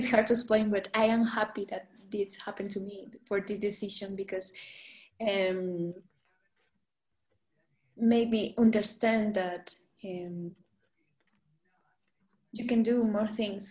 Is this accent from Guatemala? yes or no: yes; Guatemala; English is a second language; came from a small country, a beautiful and small country. Because here in Guatemala